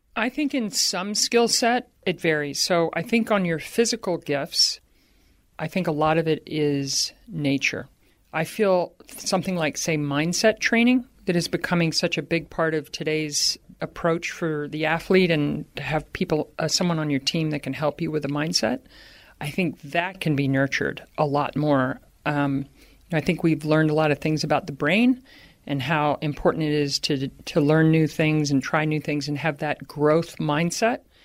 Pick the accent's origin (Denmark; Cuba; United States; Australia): United States; Baltimore, Maryland; growing up in Baltimore